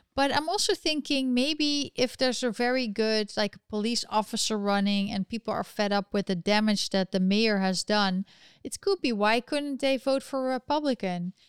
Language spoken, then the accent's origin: English; Netherlands; accent: European; we are from the Netherlands. We're actually Dutch